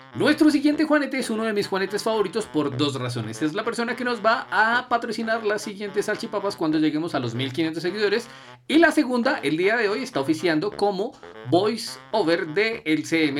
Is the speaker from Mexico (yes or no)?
no; Colombia; somos todos colombianos